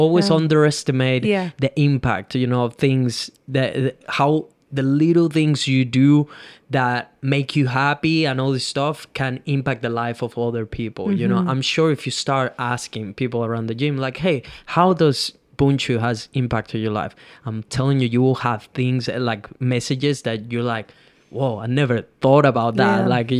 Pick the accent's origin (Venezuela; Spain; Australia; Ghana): Venezuela; English is a second language; I come from Venezuela, third world country, didn't even spoke English 6 years ago